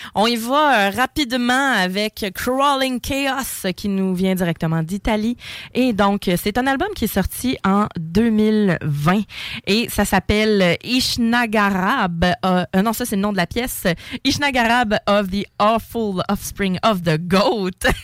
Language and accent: French; Quebec, Canada; chez nous, au Québec